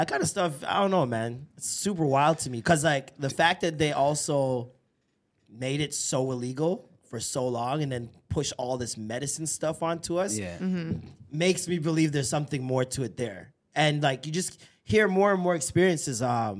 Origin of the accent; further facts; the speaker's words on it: Edmonton, Alberta, Canada; Yo, we're Edmonton, fam.